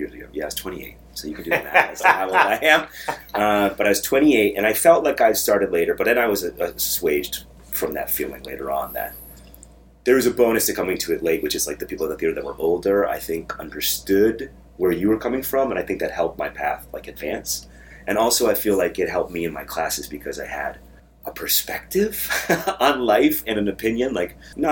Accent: Vermont, United States; moved away as an adult; now in New York, United States; I grew up in Vermont, and I went to college at the University of Vermont

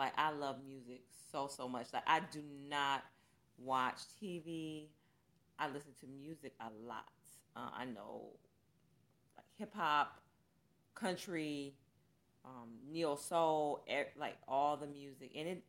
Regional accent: Long Beach, California, United States; born there; now in Michigan, United States; I was born in Long Beach, California. We moved here because my mom got married years ago

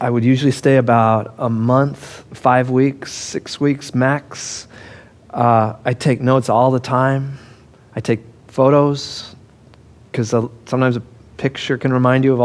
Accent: Denver, Colorado, United States; I grew up in Denver

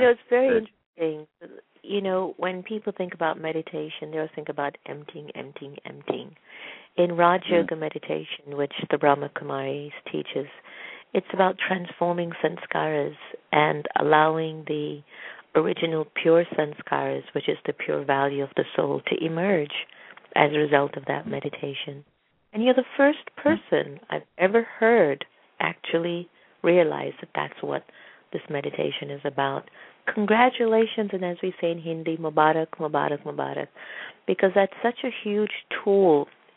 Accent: United States; my father's Indian, I was brought up in America

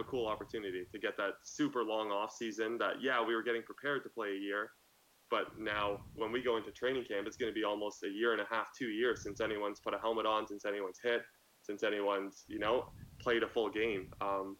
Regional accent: Canada; being a Canadian

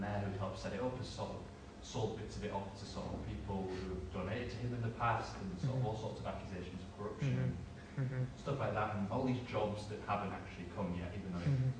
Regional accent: Middlesbrough, North East England, United Kingdom; I'm from Middlesbrough, I grew up in Teesside

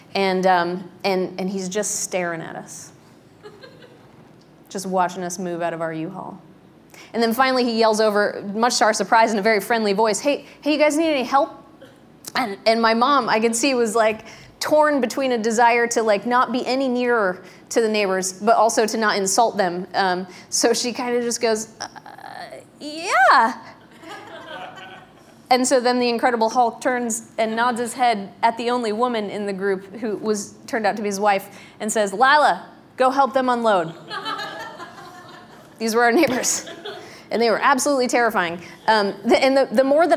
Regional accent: Pennsylvania, United States; also born or lived in Darlington, Pennsylvania; When I was growing up in Pennsylvania, we did a stint in a little town called Darlington

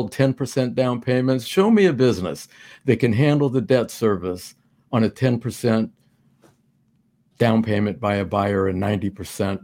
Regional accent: Manhattan Beach, California, United States; now in Florida, United States; I'm from Manhattan Beach.

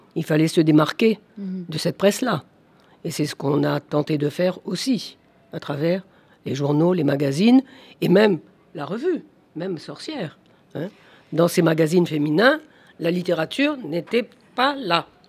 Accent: Algeria; mon enfance en Algérie

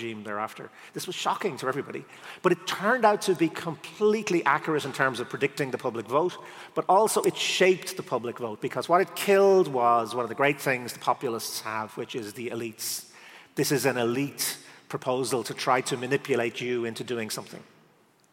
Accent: Ireland; as an Irish person

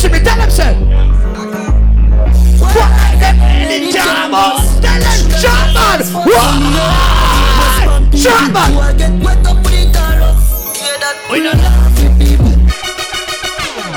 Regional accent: Clarendon, Jamaica; moved away as an adult; now in Virginia Beach, United States; I'm from Clarendon

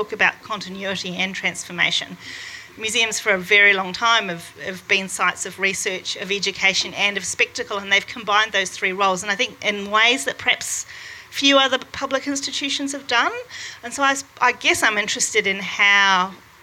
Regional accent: New Zealand; I'm a New Zealander

